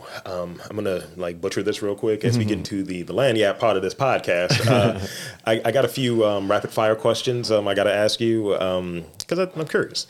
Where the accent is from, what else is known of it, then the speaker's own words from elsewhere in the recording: Baltimore, Maryland, United States; I'm from Baltimore, Baltimore boy